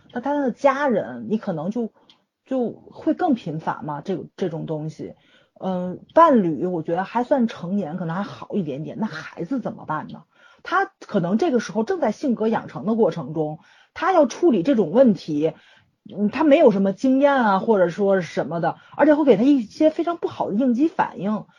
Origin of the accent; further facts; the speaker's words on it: Tianjin, China; 我是天津人嘛